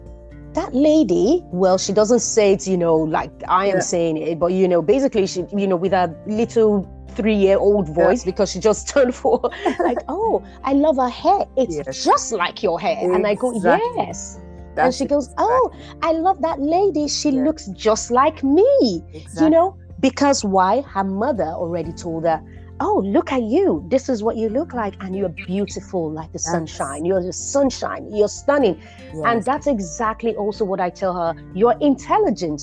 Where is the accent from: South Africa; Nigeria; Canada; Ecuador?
Nigeria; also born or lived in London; now in Oslo, Norway; I'm a Nigerian lady